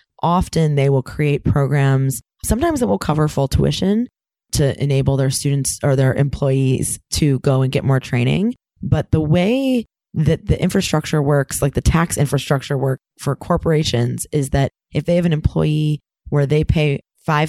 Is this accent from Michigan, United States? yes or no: yes; Ann Arbor, Michigan, United States; I was from Ann Arbor.